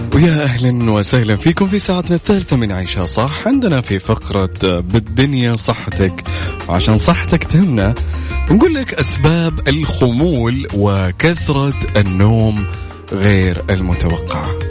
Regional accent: Saudi Arabia; بلدنا خميس مشيط

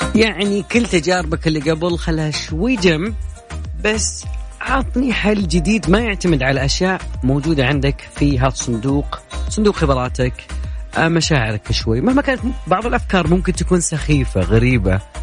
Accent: Saudi Arabia; لنا كسعوديين

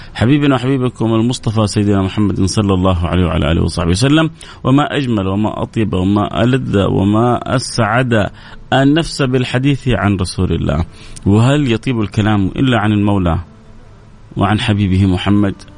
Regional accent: Saudi Arabia; عندنا في السعودية

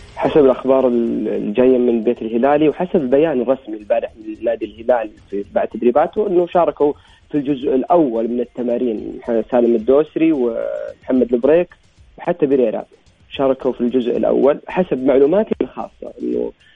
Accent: Saudi Arabia; عندنا في الرياض

